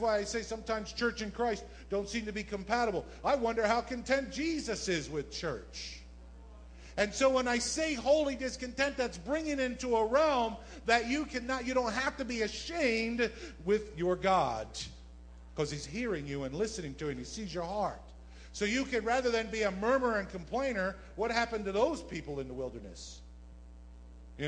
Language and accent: English; New Jersey, United States; moved away as an adult; now in Bronx, United States; I'm born and raised in South Jersey